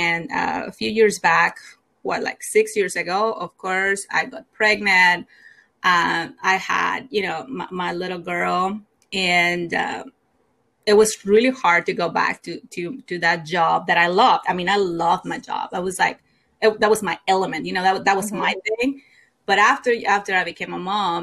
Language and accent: English; Mexico; English is a second language; moved away as an adult; now in United States; I grew up in Mexico. I moved to the U.S. probably like 15 years ago. And I did not, of course, speak the language